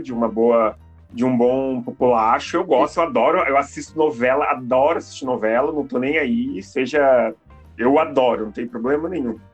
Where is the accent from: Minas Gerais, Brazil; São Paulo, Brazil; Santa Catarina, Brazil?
Santa Catarina, Brazil; Joinville; now in Curitiba, Brazil; eu não sou de Curitiba, né? Eu sou de Joinville. Em Joinville, pelo menos no meu bairro